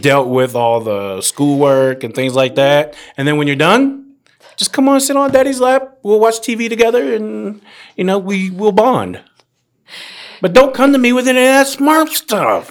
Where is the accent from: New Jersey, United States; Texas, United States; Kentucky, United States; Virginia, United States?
Virginia, United States; Woodbridge; four years, Garfield High School, Woodbridge, Virginia